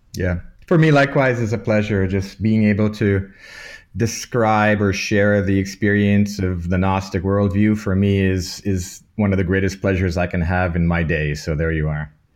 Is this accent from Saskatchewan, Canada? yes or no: no; Toronto, Ontario, Canada; moved away as an adult; also born or lived in Malta / Munich; now in Vienna, Austria; I was born in Toronto, Canada, of Maltese parents, so my cultural background is from an island in the Mediterranean called Malta. And I grew up in Toronto, studied in Toronto, at the University of Toronto